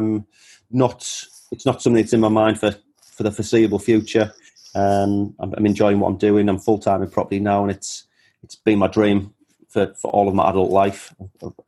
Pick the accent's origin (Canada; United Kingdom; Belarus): United Kingdom; Teesside, North East England; also born or lived in Perth, Australia; a guy from Teesside, the same as me